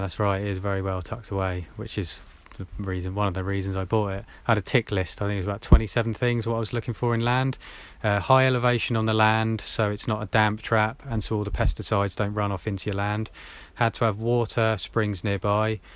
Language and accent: English; Hampshire, South East England, United Kingdom; I grew up in Hampshire, around there